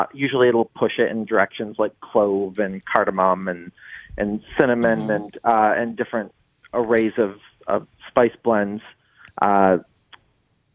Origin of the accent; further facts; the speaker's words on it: Michigan, United States; moved away as an adult; also born or lived in Chicago; now in New Orleans, United States; I am from Michigan originally